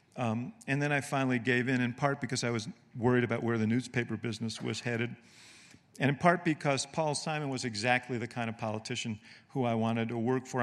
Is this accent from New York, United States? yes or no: yes; New York City, New York, United States; moved away; also born or lived in Illinois; housing development where I grew up in Manhattan called Stuyvesant Town